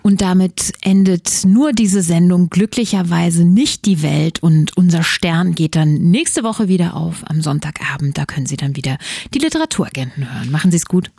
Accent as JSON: {"language": "German", "region": "Berlin", "country": "Germany", "said": "als Berlinerin des Jahres 2022"}